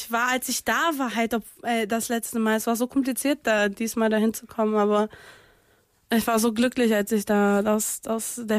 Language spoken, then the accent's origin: German; Niterói, Rio de Janeiro, Brazil; German is a second language; ich komme ja aus Brasilien, ich komme aus äh, Niterói, das ist eine Nachbarstadt von Rio und äh, ich habe da mehrere Jahre lang gelebt